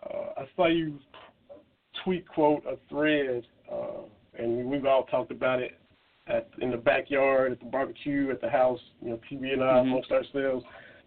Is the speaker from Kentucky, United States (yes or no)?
yes; Harlan County, Eastern Kentucky, United States; I'm from Eastern Kentucky, Harlan County.